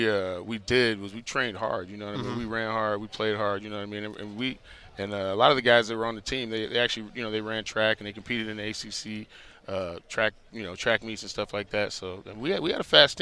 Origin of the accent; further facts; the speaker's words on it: Dallas, Texas, United States; also born or lived in Miami; No, I didn't. Actually, I grew up in Dallas and in Miami.